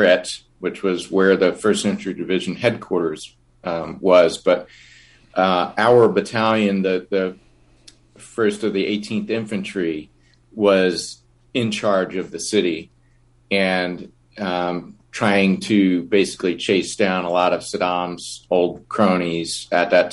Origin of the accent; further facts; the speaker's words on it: Long Island, New York, United States; moved away as an adult; now in Southern California, United States; I grew up on Long Island, and I was a bit of a latchkey child